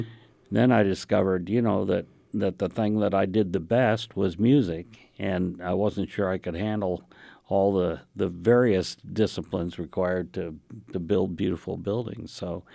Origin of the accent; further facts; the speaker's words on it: India; born there; Well, I was a child of missionaries to India, so I was born in India